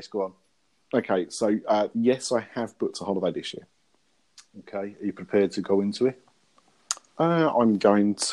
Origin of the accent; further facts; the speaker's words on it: East of England, United Kingdom; And that's the reason for swearing at her is because we're from Essex.